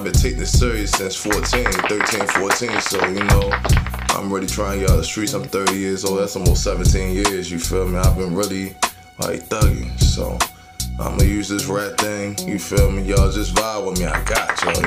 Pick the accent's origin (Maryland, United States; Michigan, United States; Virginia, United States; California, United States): Maryland, United States; Baltimore; also born or lived in Annapolis, Maryland; I grew up on the east side of Baltimore, though. I've been here since 95, G